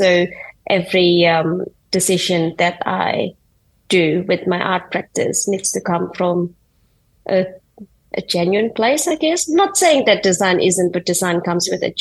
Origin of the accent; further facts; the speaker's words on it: Indonesia; moved away; I grew up in Indonesia and I had very little understanding of what design is, let alone art.